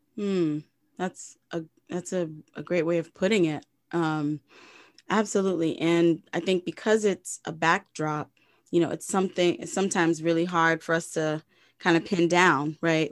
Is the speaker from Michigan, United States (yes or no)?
no; Providence, Rhode Island, United States; moved away; my hometown, Providence, Rhode Island.